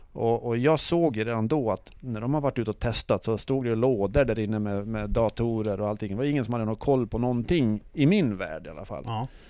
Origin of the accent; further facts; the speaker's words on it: Sweden; vi var från Sverige